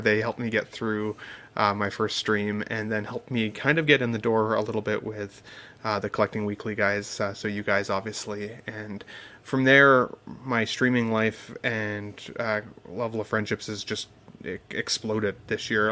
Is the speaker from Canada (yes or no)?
yes; Canada; I'm also Canadian